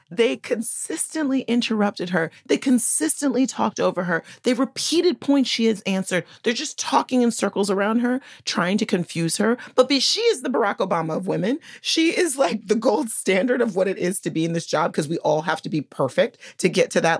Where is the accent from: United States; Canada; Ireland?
United States; Texas; moved away; My home state, where Ted Cruz is from